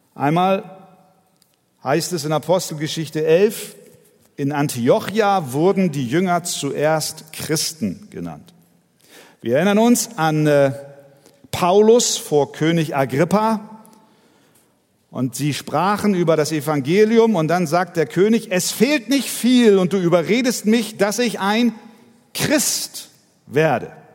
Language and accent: German; Hamburg, Germany; ich bin Hamburger.